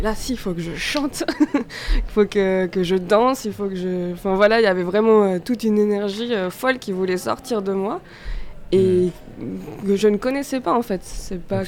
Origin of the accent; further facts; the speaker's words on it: Auvergne-Rhône-Alpes, France; je viens d'Auvergne